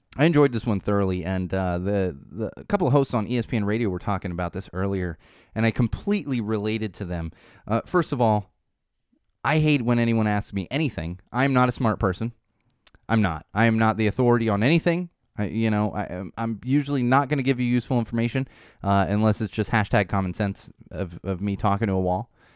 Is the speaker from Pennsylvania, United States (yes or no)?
no; San Diego, California, United States; also born or lived in Miami, Florida; now in Los Angeles, United States; I grew up in San Diego, spent my youth in San Diego